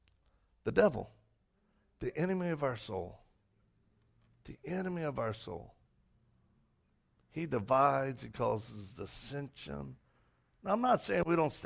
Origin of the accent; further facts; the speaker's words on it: Cajun, Louisiana, United States; I'm Cajun